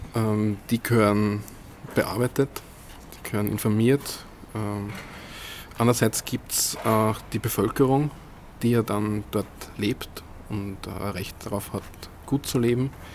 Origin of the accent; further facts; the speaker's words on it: Weilbach, Upper Austria, Austria; Ich bin ähm, aufgewachsen in Weilbach. Das ist ein Dorf mit 600, äh, 700 Einwohnern. Am Inn? Äh, Im Innviertel, knapp am Inn, also wirklich am Rand von Oberösterreich